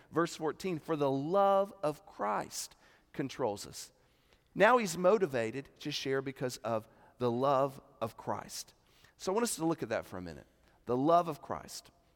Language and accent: English; Columbia, South Carolina, United States; I'm from South Carolina